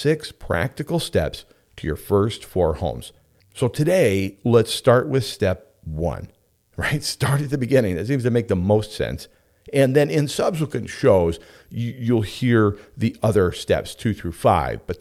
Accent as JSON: {"language": "English", "town": "Homer", "region": "Alaska", "country": "United States", "tie": "born or raised there", "said": "in Homer, Alaska, my hometown"}